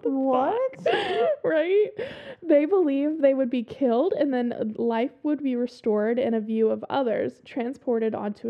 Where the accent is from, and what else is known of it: the South, Southern United States, United States; accent: southern